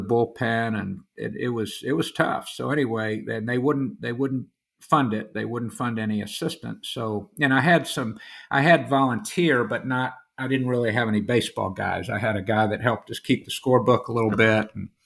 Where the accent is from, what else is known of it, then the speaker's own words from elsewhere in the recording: Orlando, Florida, United States; now in St. Augustine, United States; I grew up in Central Florida in Orlando